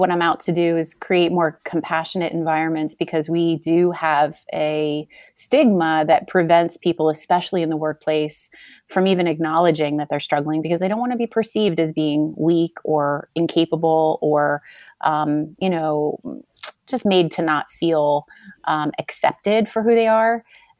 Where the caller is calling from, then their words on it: New Jersey, United States; So I come to you from New Jersey in the United States.